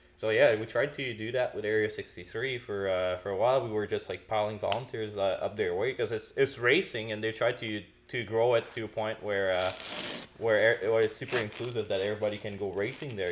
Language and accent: English; Quebec, Canada; moved away; I'm from Quebec